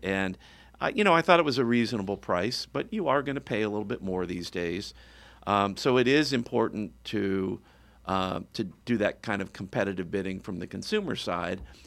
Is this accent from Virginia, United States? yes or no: yes; suburban Virginia, United States; moved away as an adult; now in Florida, United States; my father was a school teacher and decided that he couldn't make a good living in West Virginia, so he moved us down, uh, outside of D C in Virginia, suburban, uh, Virginia. And I lived there most of my life